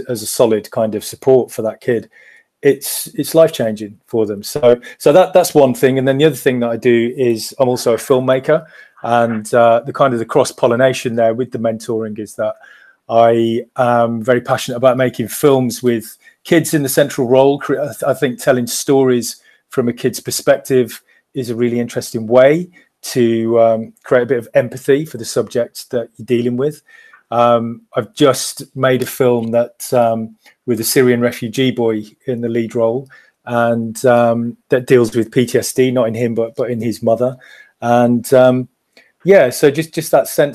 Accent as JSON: {"language": "English", "area": "Black Country", "region": "West Midlands", "country": "United Kingdom", "tie": "born or raised there", "moved": "yes", "said": "I grew up myself on a council estate in the Black Country"}